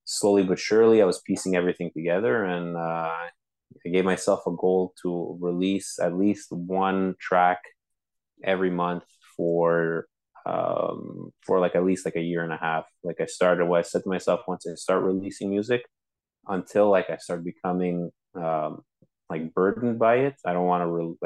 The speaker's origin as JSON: {"language": "English", "town": "Montreal", "region": "Quebec", "country": "Canada", "tie": "born or raised there", "said": "I'm from Montreal, born and raised"}